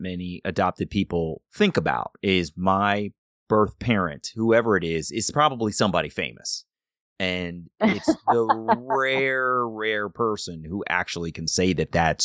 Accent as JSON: {"language": "English", "town": "Columbia", "region": "Maryland", "country": "United States", "tie": "born or raised there", "said": "I grew up in Columbia, Maryland, around a whole bunch of, you know, a mixed community"}